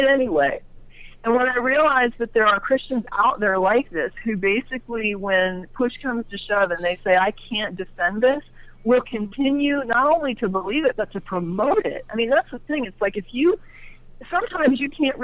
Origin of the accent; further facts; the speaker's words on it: Orlando, Florida, United States; moved away as an adult; now in Texas, United States; I grew up in Orlando, and I lived there most of my life before leaving about the age of, you know, I guess nearly 30